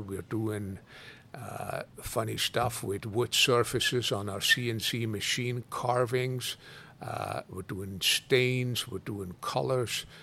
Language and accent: English; Switzerland; moved away as an adult; also born or lived in Italy; now in Kona, United States; I go often back to Switzerland to visit my dad and my brother, my sister